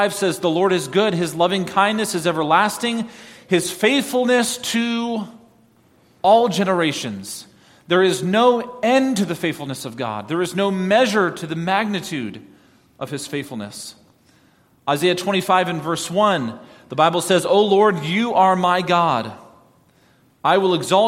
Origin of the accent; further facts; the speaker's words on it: New York, United States; moved away; I grew up in New York